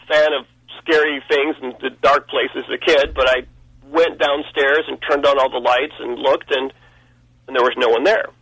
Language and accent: English; Pensacola, Florida, United States; I was born in Pensacola, Florida